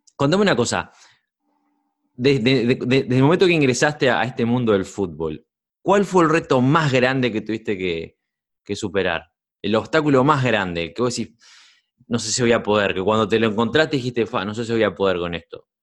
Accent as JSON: {"language": "Spanish", "country": "Uruguay", "tie": "born or raised there", "moved": "yes", "said": "soy uruguayo, nací, yo nací en Uruguay y me crié allá."}